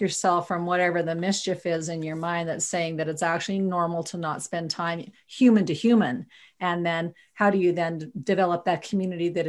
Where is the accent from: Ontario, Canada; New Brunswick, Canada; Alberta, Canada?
Alberta, Canada; Viking; I'm from Viking, Alberta.